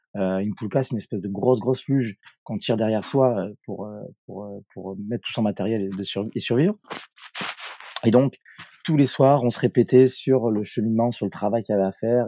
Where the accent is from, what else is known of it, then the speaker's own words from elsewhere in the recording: Bordeaux, Nouvelle-Aquitaine, France; je vais rentrer dans mon pays d'origine. Et je suis rentré à, à Bordeaux